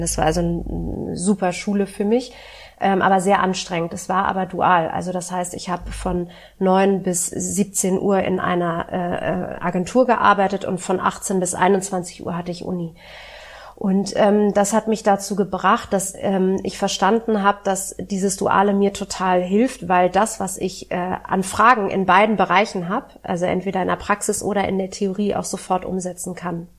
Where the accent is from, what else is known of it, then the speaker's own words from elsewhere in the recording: Berlin, Germany; also born or lived in Hamburg; Ich bin in Westberlin groß geworden